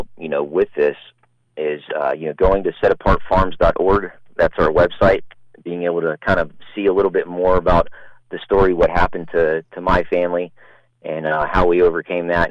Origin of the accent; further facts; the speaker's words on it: Pasadena, Texas, United States; Pasadena, Texas. That's my hometown